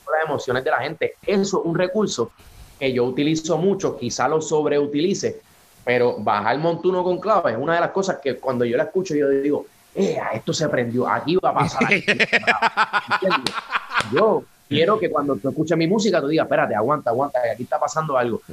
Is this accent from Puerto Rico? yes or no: yes; Trujillo Alto, Puerto Rico; saludos de Puerto Rico, Trujillo Alto en la casa